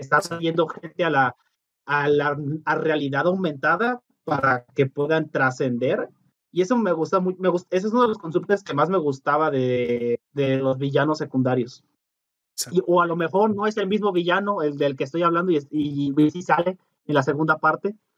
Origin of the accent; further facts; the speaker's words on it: Mexico; Nosotros como mexicanos